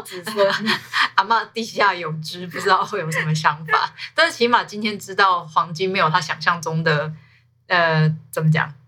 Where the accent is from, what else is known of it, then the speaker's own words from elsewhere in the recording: Taiwan; 我们台湾人